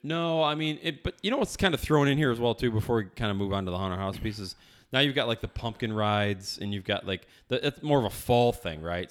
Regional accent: upstate New York, United States; born or raised there

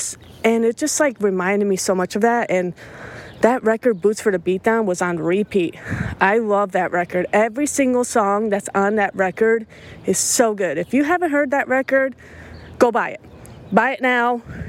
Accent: Tennessee, United States; It's so cool because I come from Tennessee

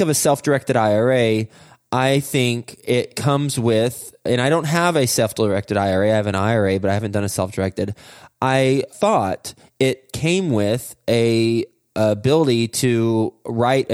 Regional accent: United States; I was born in the United States

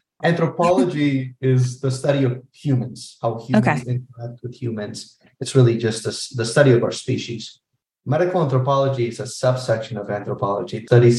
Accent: Orlando, Florida, United States; So I'm from Orlando.

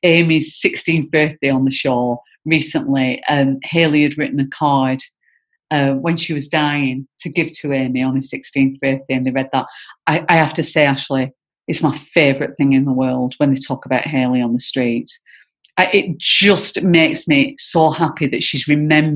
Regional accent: Bacup, North West England, United Kingdom; where I grew up in Bacup

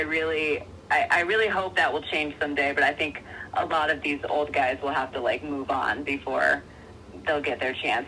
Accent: Cincinnati, Ohio, United States; I was born in Cincinnati

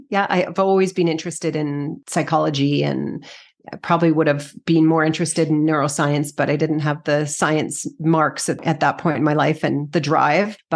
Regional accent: Edmonton, Alberta, Canada; also born or lived in Victoria; Edmonton. Edmonton. Edmonton. Yeah. Then I went to university in Victoria.

